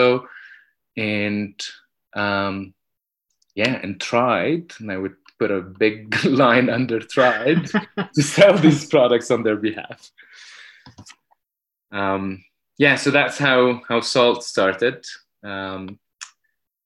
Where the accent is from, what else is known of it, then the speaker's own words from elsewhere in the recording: Egypt; I grew up in Egypt